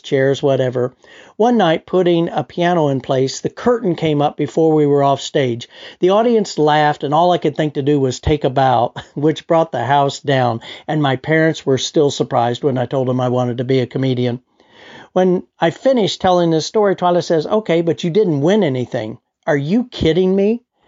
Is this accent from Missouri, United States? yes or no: yes; Richmond, Missouri, United States; my hometown of Richmond, Missouri